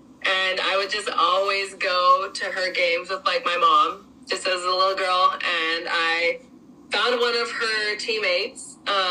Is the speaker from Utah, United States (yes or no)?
yes; Utah, United States; moved away as an adult; also born or lived in Santa Barbara, California; growing up in Utah, it's definitely a beautiful area